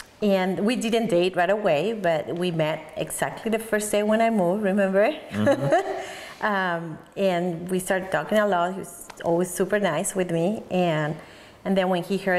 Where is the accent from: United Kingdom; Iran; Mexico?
Mexico; Mexico City; moved away as an adult; now in Oregon, United States; I grew up in Mexico City. I was born there. I moved to the United States in 2002.